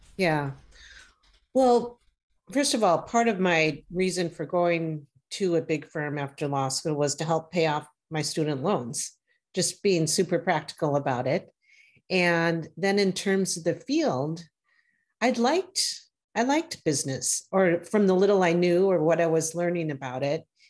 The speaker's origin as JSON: {"language": "English", "region": "Wisconsin", "country": "United States", "said": "my home state of Wisconsin"}